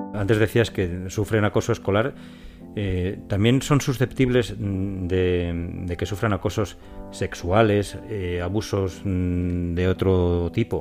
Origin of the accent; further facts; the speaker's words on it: Robladillo, Castile and León, Spain; soy de, un, de Valladolid, de un pueblecito muy pequeño y ahí en nuestro pueblo